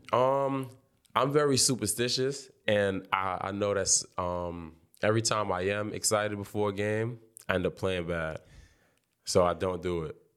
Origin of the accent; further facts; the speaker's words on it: New York City, New York, United States; Brownsville, I'm from Brownsville.